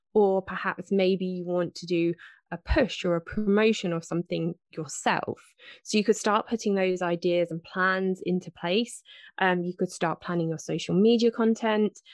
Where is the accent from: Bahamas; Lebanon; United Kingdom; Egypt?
United Kingdom; 'cause I am British